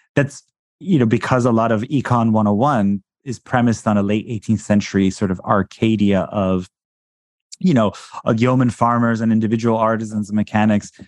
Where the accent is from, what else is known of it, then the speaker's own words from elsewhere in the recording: Iran; moved away; I was born in Iran